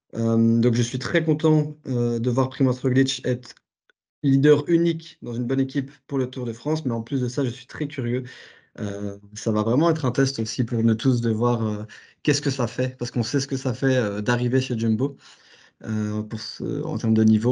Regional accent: Belgium; en tant que Belge

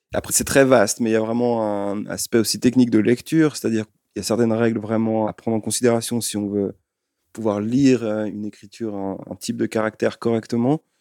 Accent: Lyon, Auvergne-Rhône-Alpes, France; moved away; also born or lived in Switzerland; Je ne suis pas suisse, je viens de Lyon

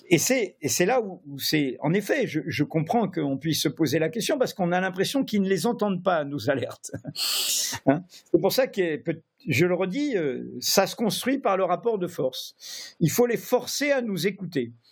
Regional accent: Brittany, France; je suis breton, hein, et il y a dans l'histoire bretonne, et y compris identitaire bretonne

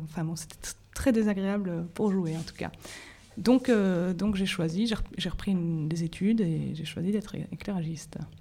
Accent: Belgium; j'ai fait mes études en Belgique, je suis belge

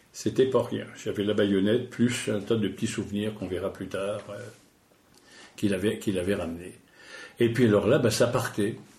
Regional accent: Normandy, France; Chez nous, en Normandie

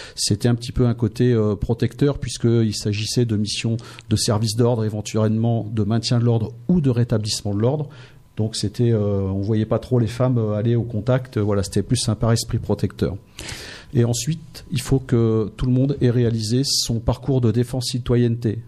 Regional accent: Noyon, Hauts-de-France, France; moved away as an adult; also born or lived in Seine-Saint-Denis / Martinique / Amiens; je suis originaire de Noyon

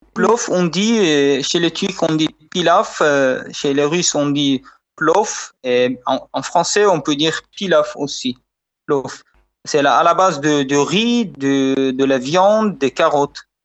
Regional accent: Bukhara, Bukhara Region, Uzbekistan; French is a second language; now in Tashkent, Uzbekistan; suis d'origine de Bukhara, qui est une ville très ancienne de l'Asie centrale, qui a 2500 ans. Mais aujourd'hui, j'habite Tashkent

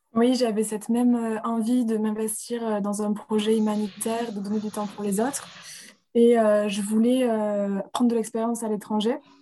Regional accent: Rodez, Occitania, France; moved away as an adult; also born or lived in Strasbourg; now in Barcelona, Spain; retour à Rodez, d'où on est tous les deux originaires

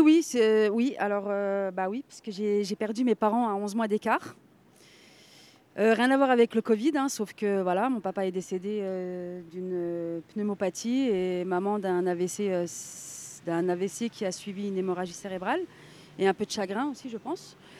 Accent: Nancy, Grand Est, France; moved away as an adult; now in Villejuif, France; je suis euh, de Nancy, donc de la Meurthe-et-Moselle. J'ai grandi dans une famille euh, de trois enfants

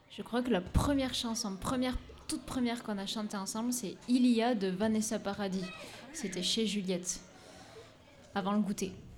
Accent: Madagascar; je suis née à Madagascar.

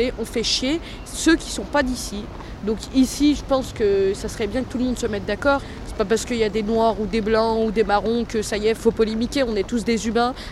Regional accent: Vénissieux, Auvergne-Rhône-Alpes, France; J'ai 17 ans et je suis de Vénissieux.

